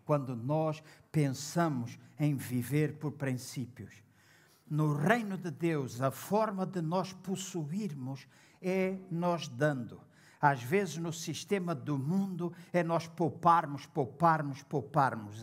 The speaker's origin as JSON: {"language": "Portuguese", "country": "Angola", "tie": "born or raised there", "moved": "yes", "lives_now": "Portugal", "said": "quando eu estive em Angola, na minha terra, o lugar onde eu nasci"}